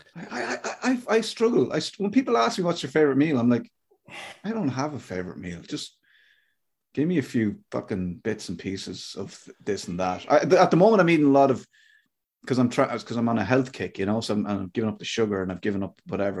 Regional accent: Ireland; I'm Irish

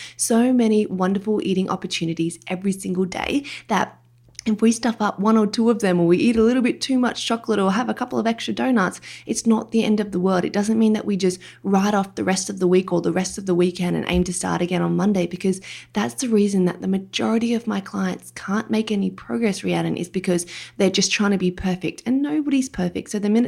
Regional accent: Australia; accent: Australian; have a listen if you don't mind my Australian accent.

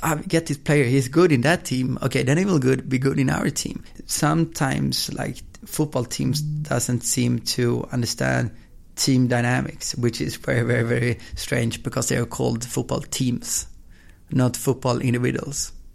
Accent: Östersund, Jämtland, Sweden; now in Gothenburg, Sweden; I was born in Gothenburg, and when I was two, I moved to um, Östersund, which is in the in the middle of Sweden, small town

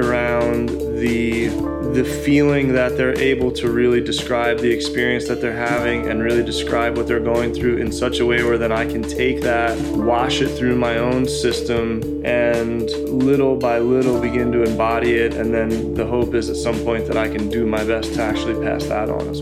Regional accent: Pennsylvania, United States; moved away; I grew up in Pennsylvania, and kind of old school family values

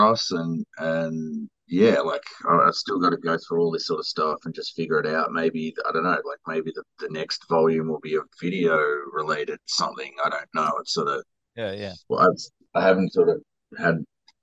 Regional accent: Australia; born or raised there

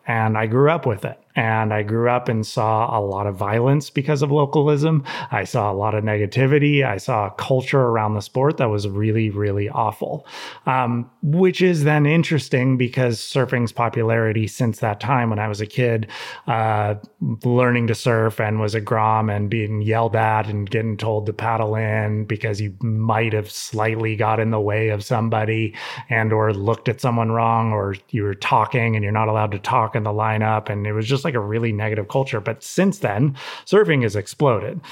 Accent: Santa Cruz, California, United States; growing up in Santa Cruz

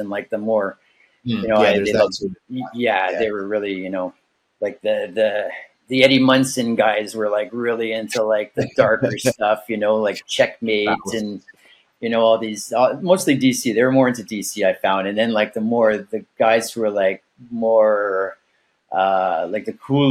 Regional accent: Montreal, Quebec, Canada; we come from the West Island of Quebec. And there were several comic book stores in the area growing up.

